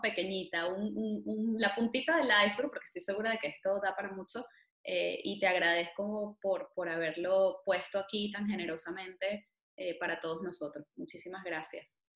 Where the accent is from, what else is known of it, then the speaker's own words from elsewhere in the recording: Venezuela; moved away; Entre venezolanos